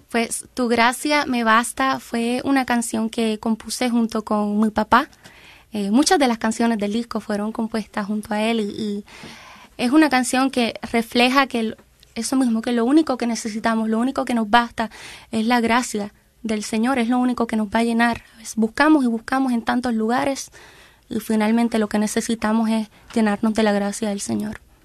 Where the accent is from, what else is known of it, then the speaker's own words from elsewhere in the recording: Ciales, Puerto Rico; Somos del pueblo de Ciales, Ciales, Puerto Rico, queda exactamente en el centro de la isla.